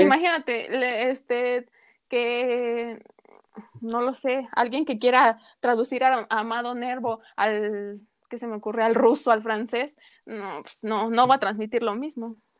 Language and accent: Spanish; Mexico City, Mexico; como buen chilango, porque somos chilangos, quieras o no, somos chilangos